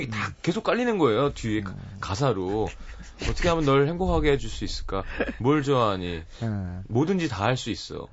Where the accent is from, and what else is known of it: South Korea